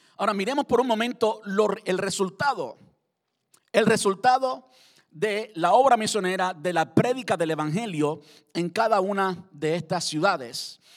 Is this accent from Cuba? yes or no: yes; Cuba; Cuando yo me encuentro con un cubano y si es de mi tierra, de mi pueblo